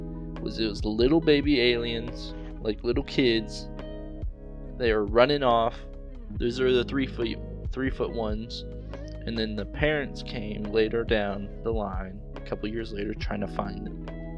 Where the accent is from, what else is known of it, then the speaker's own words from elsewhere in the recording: South Texas, United States; I was born and raised in South Texas.